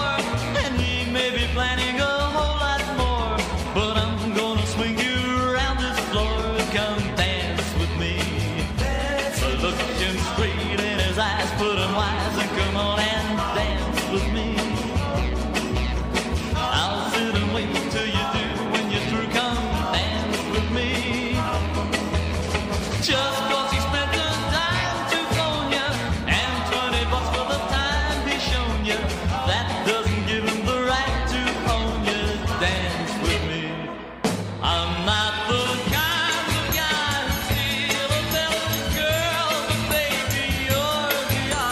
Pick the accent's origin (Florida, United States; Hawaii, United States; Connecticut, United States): Connecticut, United States; Bridgeport; moved away; From my hometown, Bridgeport, Connecticut, many, many years ago. I lived there.